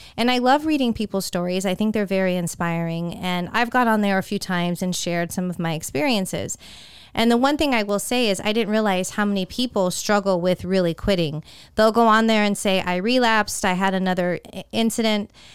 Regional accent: Northern California, United States; moved away as an adult; I grew up in Northern California

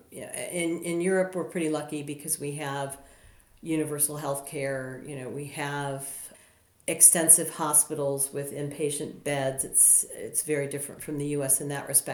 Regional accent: United States; moved away as an adult; an American coming over here some 20 years ago

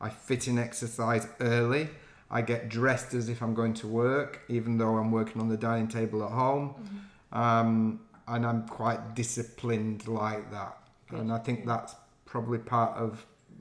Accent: Yorkshire and the Humber, United Kingdom; accent: Yorkshire; now in London, United Kingdom; I'm still very proud of my northern roots, and I've never lost my Yorkshire accent

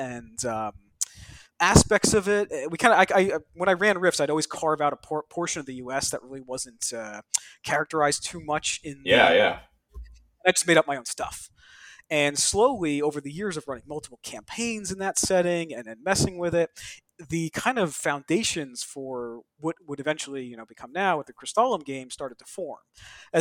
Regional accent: Stony Brook, New York, United States; now in New Jersey, United States; I was born in Stony Brook

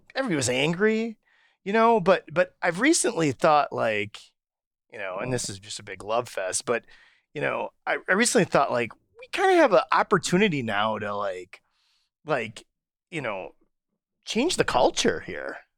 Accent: Racine, Wisconsin, United States; I grew up in Racine

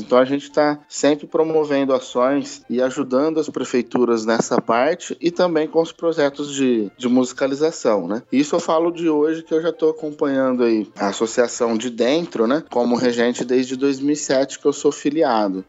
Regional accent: Ribeirão Preto, São Paulo, Brazil; sou natural de Ribeirão Preto, nascido aqui mesmo

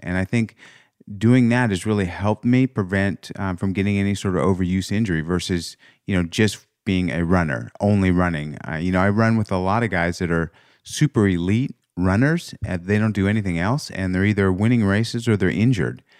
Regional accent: Los Angeles, California, United States; we grew up in L

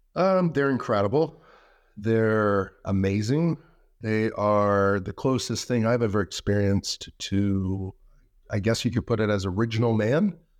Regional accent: United States; being an American and having free speech

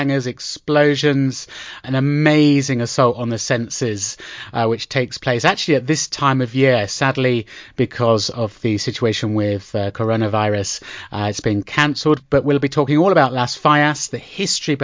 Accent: United Kingdom; now in Madrid, Spain; for everyone who knows me back in my home country, that will be 7:30 p.m. London time.

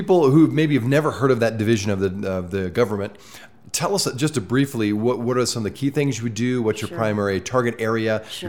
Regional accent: Midwest, United States; now in Utah, United States; I grew up in the Midwest

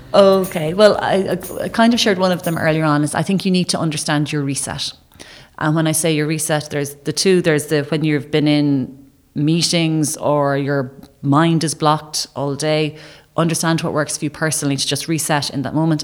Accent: Ireland

